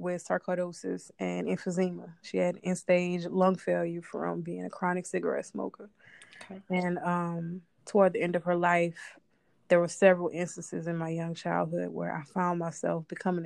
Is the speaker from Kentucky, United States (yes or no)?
no; New Orleans, Louisiana, United States; now in Los Angeles, United States; I'm originally from New Orleans, Louisiana